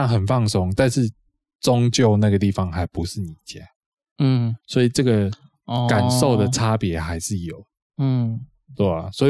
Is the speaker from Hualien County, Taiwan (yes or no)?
no; Changhua County, Taiwan; now in Taipei, Taiwan; 我是彰化人，